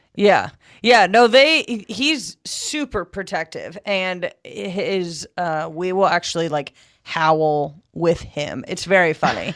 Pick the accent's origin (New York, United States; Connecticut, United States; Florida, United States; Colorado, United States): Connecticut, United States; moved away as an adult; also born or lived in Texas; now in Southern California, United States; I grew up in Connecticut